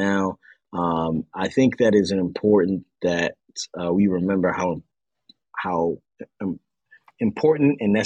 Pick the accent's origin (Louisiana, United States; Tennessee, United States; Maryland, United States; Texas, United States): Maryland, United States; Baltimore; moved away as an adult; I'm Baltimore, born and raised